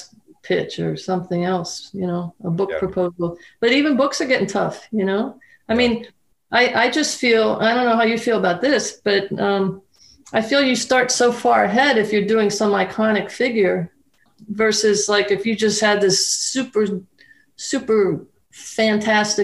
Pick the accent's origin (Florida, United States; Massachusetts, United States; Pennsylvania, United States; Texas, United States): Pennsylvania, United States; Pittsburgh; I grew up in Pittsburgh